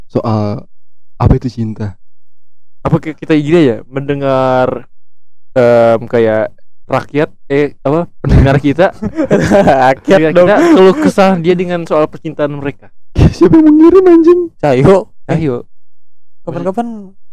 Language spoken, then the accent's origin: Indonesian; Garut, West Java, Indonesia; gue Garut. Gue berharap lu ini sih, gue gue Sunda